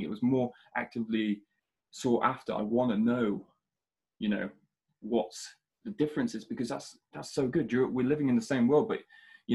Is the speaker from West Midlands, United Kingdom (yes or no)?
yes; Shropshire, West Midlands, United Kingdom; growing up in Shropshire